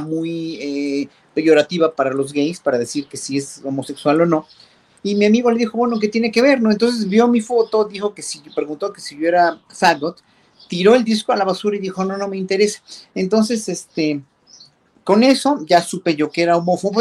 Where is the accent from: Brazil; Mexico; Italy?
Mexico; como pueblo mexicano